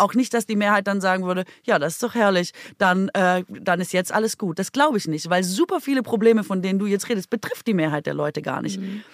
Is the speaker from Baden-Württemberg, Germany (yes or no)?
yes; Baden-Württemberg, Germany; moved away; von meiner Heimat